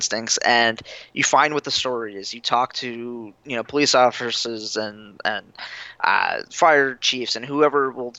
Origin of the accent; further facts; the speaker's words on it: Florida, United States; moved away as an adult; now in Fargo, United States; I'm from Florida